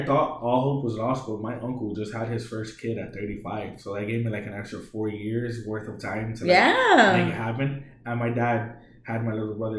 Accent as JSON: {"language": "English", "region": "New York", "country": "United States", "tie": "born or raised there", "moved": "yes", "lives_now": "Puerto Rico", "said": "growing up in New York, I really didn't have a lot of friends. And even when I came here... so like I'm self-taught in Spanish."}